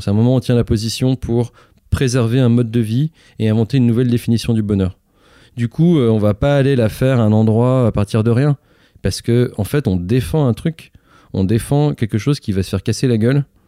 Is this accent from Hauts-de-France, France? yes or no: no; Lyon, Auvergne-Rhône-Alpes, France; je suis né à Lyon, là juste à côté